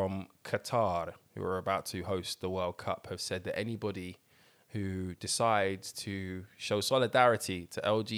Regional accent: Dublin, Leinster, Ireland; I'm from Dublin.

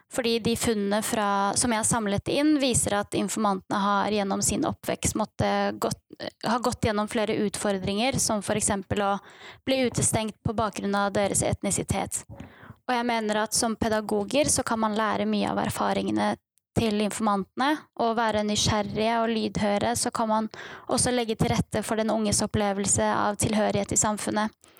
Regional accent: Bærum, Akershus, Norway; moved away as an adult; also born or lived in Kurdistan; now in Bergen, Norway; Jeg har vokst opp på Rykken i Bærum kommune og flyttet til Bergen

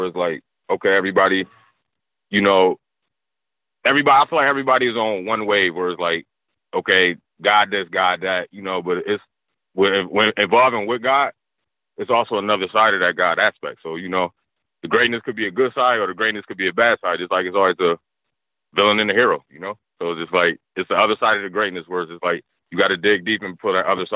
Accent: Niagara Falls, New York, United States; growing up in Niagara Falls, man, we a small city.

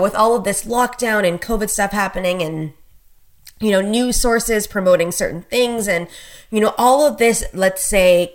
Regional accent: Canada; I'm a Canadian, so obviously I live up in Canada.

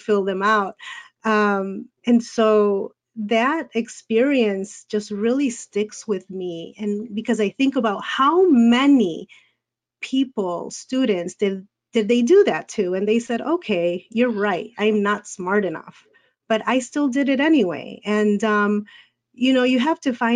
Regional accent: Chicago, Illinois, United States; I was born and raised here in Chicago, and I've stayed here in Chicago

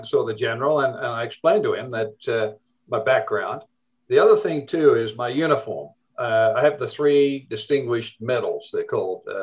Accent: Australia; accent: Australian; moved away as an adult; also born or lived in United States; I'm from the Deep South. I'm from Australia.

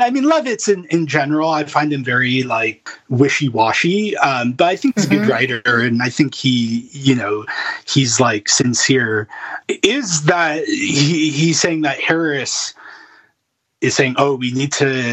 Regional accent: Thornhill, Ontario, Canada; also born or lived in Medicine Hat / Edmonton; now in Alberta, Canada; I'm from Thornhill

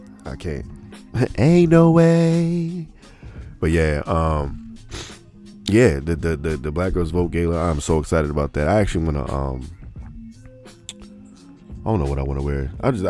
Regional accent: Memphis, Tennessee, United States; Hey, Chattanooga's I'm from Memphis.

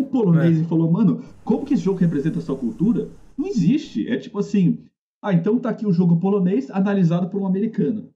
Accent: Brazil; A gente é brasileiro

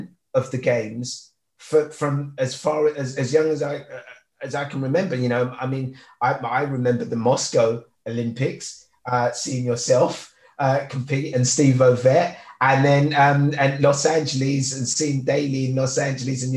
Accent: London, United Kingdom; also born or lived in Lagos, Nigeria; growing up in East London, I came over in 1976

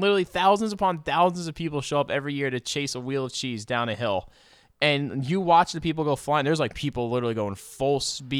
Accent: New Jersey, United States; I grew up in North Jersey.

